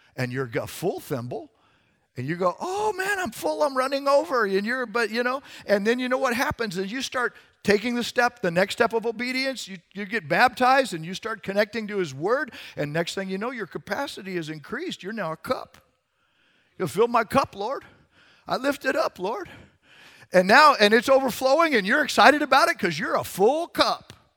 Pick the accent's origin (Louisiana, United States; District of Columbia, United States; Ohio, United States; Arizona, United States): Arizona, United States; I grew up in Arizona. The Grand Canyon was in my backyard